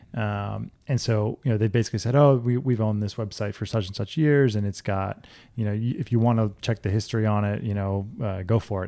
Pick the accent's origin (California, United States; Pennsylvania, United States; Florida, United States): Florida, United States; South; also born or lived in Orlando, Florida; I grew up in South Florida.